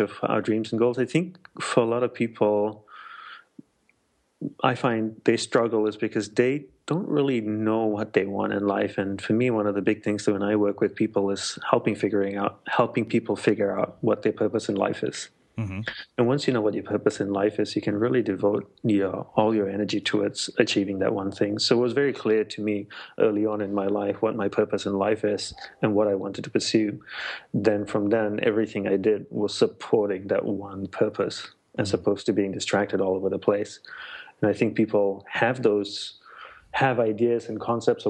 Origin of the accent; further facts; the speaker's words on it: Australia; moved away as an adult; also born or lived in Malaysia / Hawaii / Sri Lanka; now in United States; I'm Sri Lankan by ancestry, and I was born in Malaysia, grew up in Australia